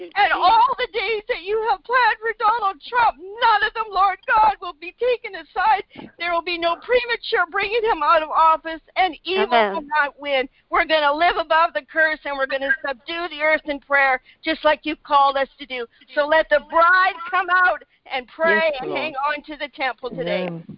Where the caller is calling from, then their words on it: Canada; So, Father, I believe this today for America. I'm praying from Canada.